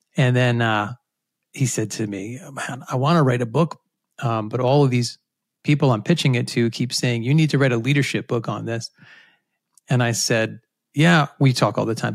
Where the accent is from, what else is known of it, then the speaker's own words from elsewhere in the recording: Rhode Island, United States; I grew up in Rhode Island, which is a place where not many people are from, but I had a great childhood there